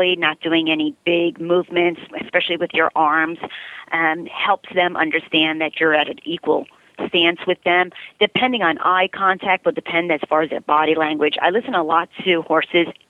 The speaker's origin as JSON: {"language": "English", "town": "New York City", "region": "New York", "country": "United States", "tie": "born or raised there", "also_born_or_lived": "Ohio", "moved": "as an adult", "lives_now": "Yorba Linda, United States", "said": "growing up in the Bronx"}